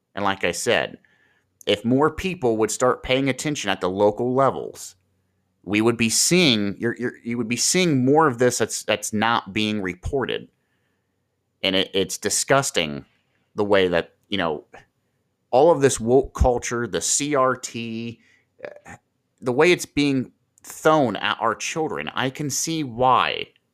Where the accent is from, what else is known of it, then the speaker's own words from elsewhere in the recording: Marion, Ohio, United States; here in my hometown